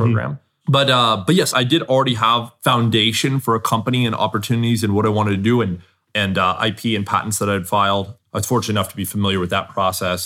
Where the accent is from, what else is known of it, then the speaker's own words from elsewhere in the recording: Southern California, United States; I grew up in Southern California